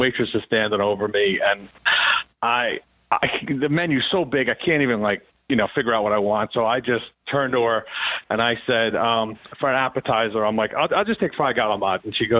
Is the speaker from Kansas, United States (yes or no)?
no; Hasbrouck Heights, New Jersey, United States; Hasbrook Heights.